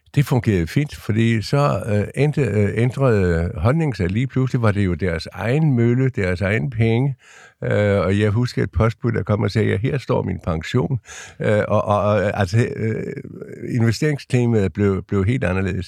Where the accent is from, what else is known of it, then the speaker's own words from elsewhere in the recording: Lolland-Falster, Zealand, Denmark; moved away; also born or lived in Ringsted; nu kommer jeg ned fra Lolland Falster